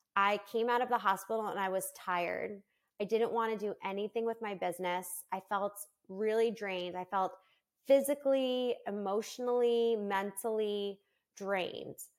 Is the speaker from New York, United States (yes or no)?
yes; New York, United States; moved away as an adult; now in Florida, United States; I'm originally from New York, and I moved with my twins to Florida